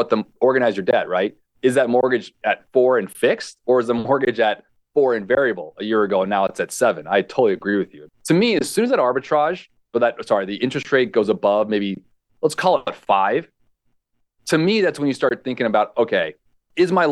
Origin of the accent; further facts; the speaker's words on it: California, United States; also born or lived in Hawaii; Growing up in California, I lived in Hawaii